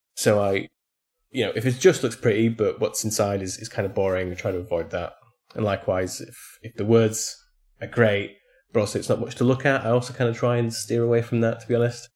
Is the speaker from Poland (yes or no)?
yes; Poland; it's set in my hometown